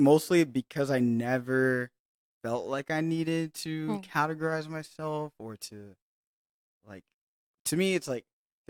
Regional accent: Hawaii, United States; I grew up in Hawaii.

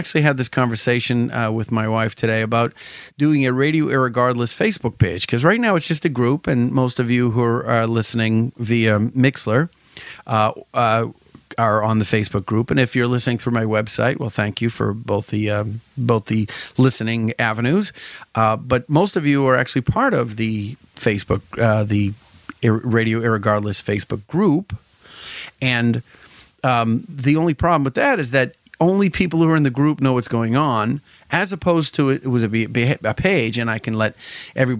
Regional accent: Salem, Massachusetts, United States; I'm from Salem

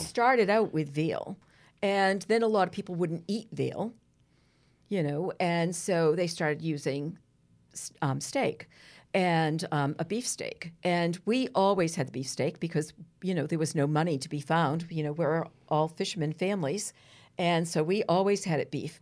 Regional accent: Gloucester, Massachusetts, United States; I grew up on Granite Street in Gloucester, very Italian Jewish neighborhood

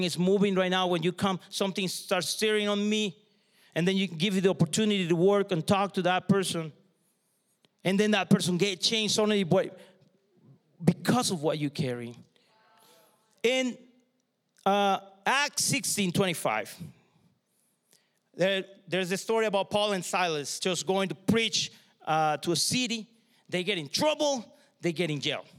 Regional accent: southern Mexico, Mexico; moved away; I grew up in Mexico, the south of Mexico.

